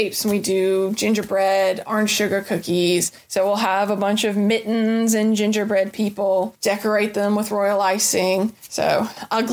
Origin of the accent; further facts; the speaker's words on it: Chattanooga, Tennessee, United States; also born or lived in Murfreesboro, Tennessee; now in Nashville, United States; I grew up right outside of Chattanooga, became a Middle Tennessean by way of Murfreesboro, and finally made my way here to Music City